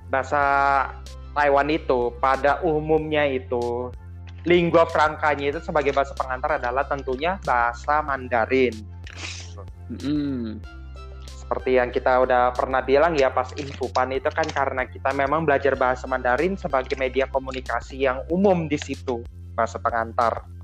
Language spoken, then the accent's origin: Indonesian; Jakarta, Indonesia; sedangkan saya jelasin kalau saya tuh dari